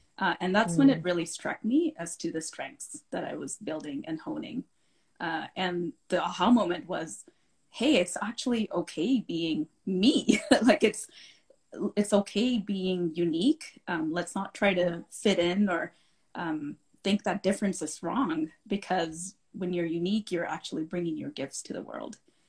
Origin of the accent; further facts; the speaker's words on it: Calgary, Alberta, Canada; also born or lived in India / Saudi Arabia; I'm a proud Calgarian. I've lived in this beautiful city since I was 15 years old. And prior to that, I was born in India, lived in India for a little bit, and then my family moved to Saudi Arabia.